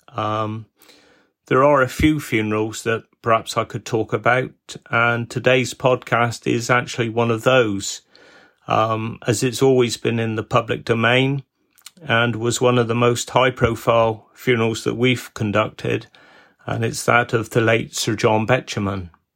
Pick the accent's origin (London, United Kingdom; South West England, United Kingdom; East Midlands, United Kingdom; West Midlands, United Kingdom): South West England, United Kingdom; Wadebridge; me being born here in Wade Bridge